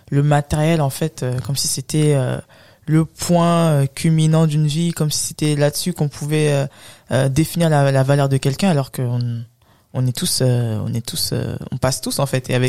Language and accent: French; France; Je n'ai jamais eu de problème avec ma légitimité à être française. Je suis né en France, j'y ai fait mes études. Nous sommes enrichis d'une double culture et il est important de l'embrasser. Prenons mon pays d'origine, le Sénégal.